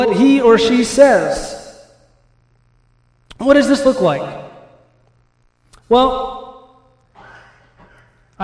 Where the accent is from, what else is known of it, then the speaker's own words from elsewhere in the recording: California, United States; now in Midwest, United States; where I grew up in California